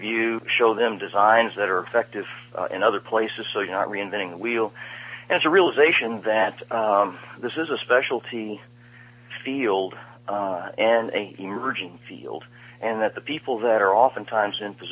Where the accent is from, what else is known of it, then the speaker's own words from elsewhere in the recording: Denver, Colorado, United States; moved away as an adult; also born or lived in Dallas, Texas / Austin, Texas; now in Long Beach, United States; I was raised in Denver and Dallas